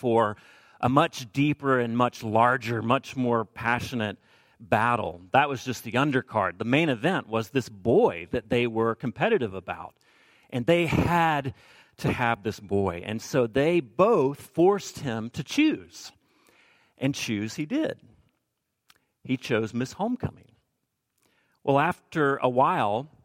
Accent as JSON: {"language": "English", "region": "the South", "country": "United States", "said": "I'm from the South"}